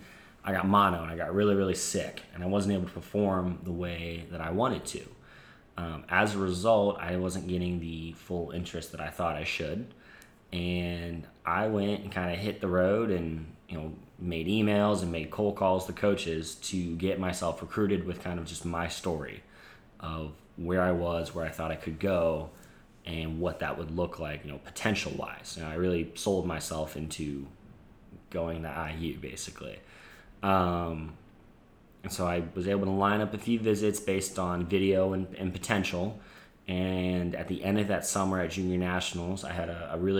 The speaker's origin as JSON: {"language": "English", "town": "Omaha", "region": "Nebraska", "country": "United States", "tie": "born or raised there", "also_born_or_lived": "Indiana", "moved": "as an adult", "said": "growing up as a kid, you know, in Nebraska, I've pretty much played every single sport"}